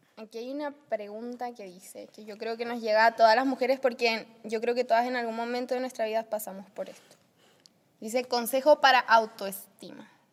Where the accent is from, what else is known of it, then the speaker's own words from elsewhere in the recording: Chile; also born or lived in United States; now in Saltillo, Mexico; nacida y criada en Chile, vivo acá en México con mis papás ahora, eh, hace casi un año